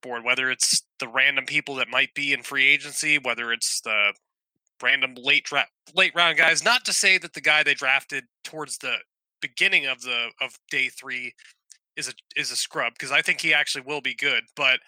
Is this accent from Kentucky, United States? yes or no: yes; Kentucky, United States; I grew up in Kentucky.